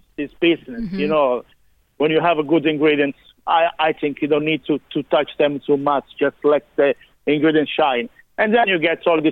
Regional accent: Calabria, Italy; now in Ireland; we are from the same region. We're from Calabria.

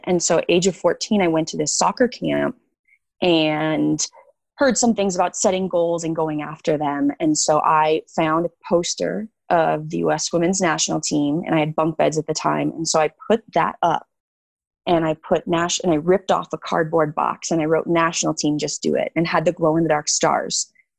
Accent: Illinois, United States; Illinois. So Chicago suburbs.

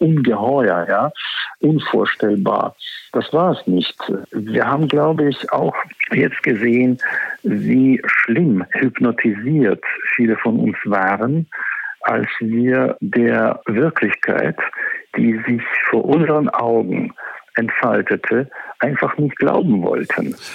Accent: Ukraine; bei uns in der Ukraine

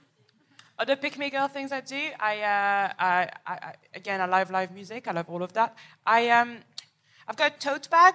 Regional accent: Paris, Île-de-France, France; I am from Paris, from the outskirts

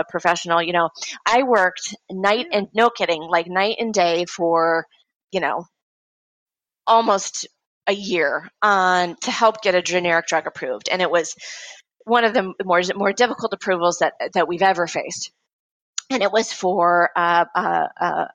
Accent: Midwest, United States; I am from the Midwest

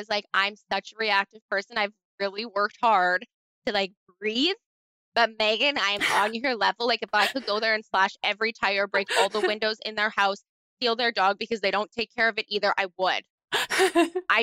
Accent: Canada; I'm from Canada

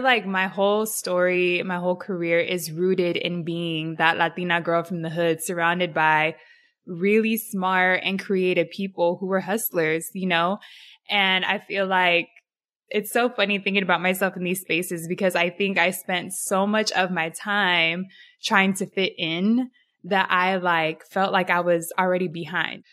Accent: San Diego, California, United States; So San Diego, I was born and raised in Southeast, so the hood. Grew up there my whole life

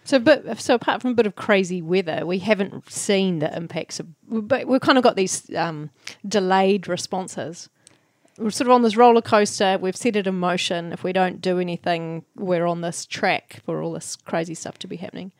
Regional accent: New Zealand; as a New Zealander

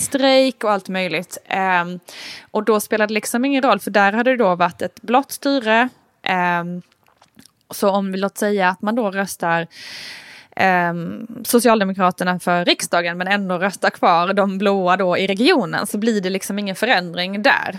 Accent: Älmhult, Kronoberg County, Sweden; now in Stockholm, Sweden; där jag är uppvuxen till exempel, Älmhults kommun

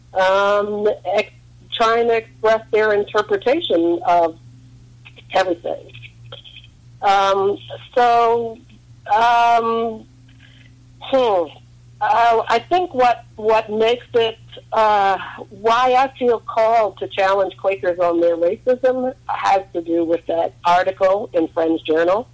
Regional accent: New York, United States; moved away; also born or lived in Harlem / Western Massachusetts / Northern Virginia; We grew up in New York because uh, in the early fifties, an interracial couple could not live anywhere in the country

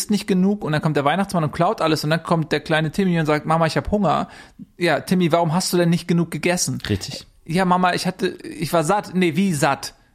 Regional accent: Germany; Das ist uns einfach ganz wichtig als, als Deutsche.

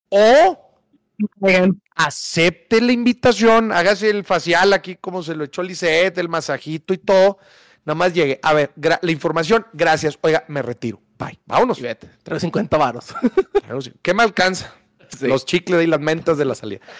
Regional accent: Morelia, Michoacán, Mexico; De Morelia, Michoacán. De Morelia.

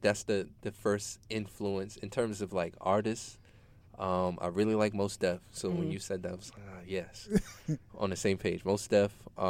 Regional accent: New York City, New York, United States; I'm from Queens

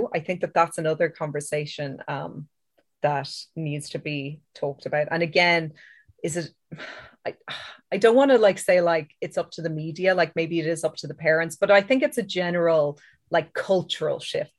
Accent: Ireland; I know that as an Irish person, we're kind of inbuilt to feel guilt and shame, like about a lot of things anyway.

